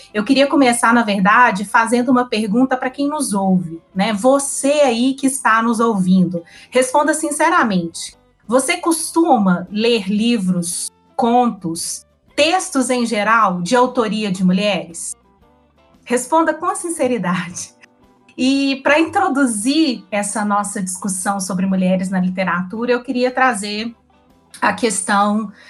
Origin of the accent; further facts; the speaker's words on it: Belo Horizonte, Minas Gerais, Brazil; sou mineira, belo-horizontina, atleticana